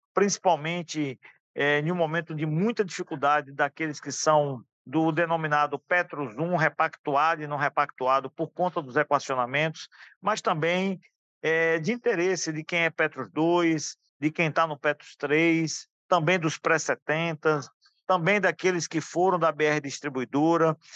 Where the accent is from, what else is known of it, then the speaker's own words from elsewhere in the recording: Alagoinhas, Bahia, Brazil; sou da Bahia, da cidade de Alagoinhas